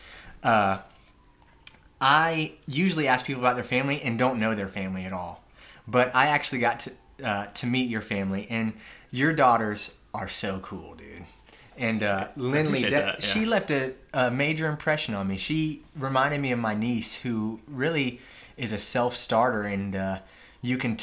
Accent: Virginia Beach, Virginia, United States; I'm a Tallwood Lion

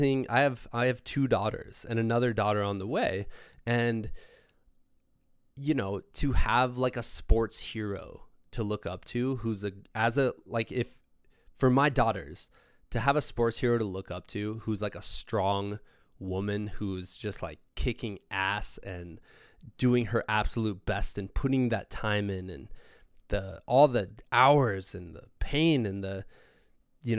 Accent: Iowa, Midwest, United States; my parents would drive me for 40 minutes twice a week for practice and once a week on the weekends for games, they would drive me 40 minutes up to Davenport, Iowa

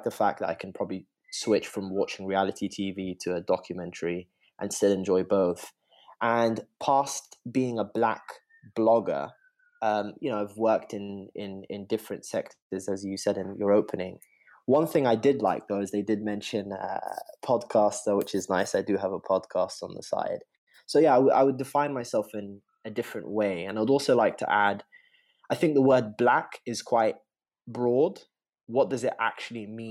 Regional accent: United Kingdom; I'm British to the knees

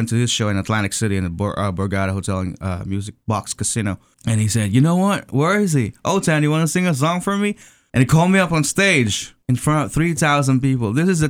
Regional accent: Manila, Metro Manila, Philippines; moved away; I was born and raised in the Philippines, in Tondo, Manila. It's probably the poorest place in the Philippines.

